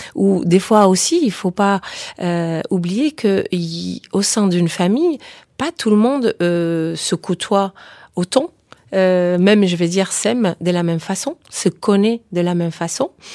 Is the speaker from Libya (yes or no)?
no; Spain; je suis espagnole aussi